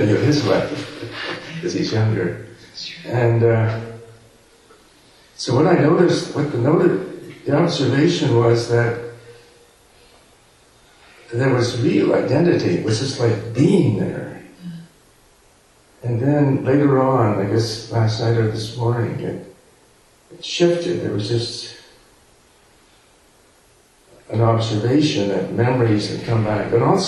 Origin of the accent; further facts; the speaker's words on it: Toronto, Ontario, Canada; moved away as an adult; Toronto is basically my hometown, but I haven't lived there during my, you know, adult life